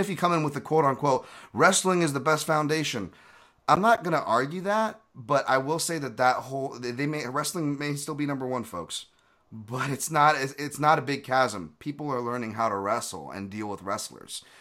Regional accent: Hawaii, United States; moved away; I'm from Hawaii.

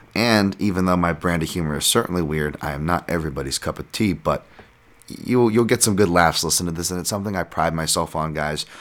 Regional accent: United States; born or raised there

